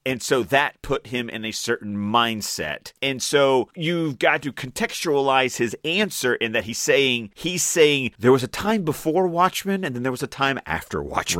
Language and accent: English; Australia; I'm Australian